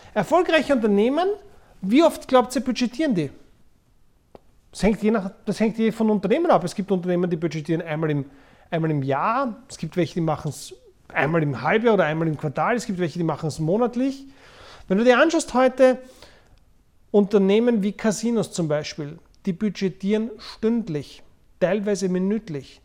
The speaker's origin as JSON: {"language": "German", "region": "Vienna", "country": "Austria", "tie": "born or raised there", "said": "Ich bin in Wien geboren und aufgewachsen"}